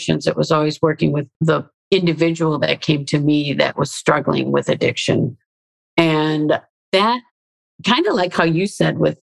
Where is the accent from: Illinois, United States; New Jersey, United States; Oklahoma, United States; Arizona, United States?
Illinois, United States; Chicago; moved away as an adult; also born or lived in Australia; I grew up in Chicago in an urban setting